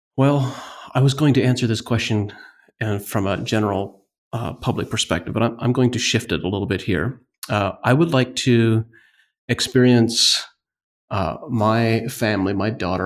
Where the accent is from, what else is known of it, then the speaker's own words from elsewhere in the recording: northeastern Ohio, United States; I grew up in the Amish community on a family fruit and vegetable farm.